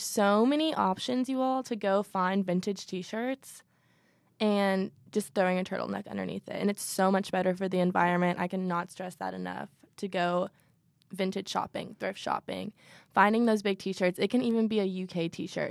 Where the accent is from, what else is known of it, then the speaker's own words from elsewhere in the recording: Louisville, Kentucky, United States; I'm from Louisville, so go Cards. Um, born and raised in Louisville